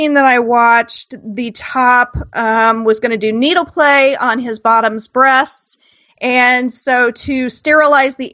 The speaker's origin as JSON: {"language": "English", "region": "Midwest", "country": "United States", "tie": "born or raised there", "said": "I grew up in the Midwest"}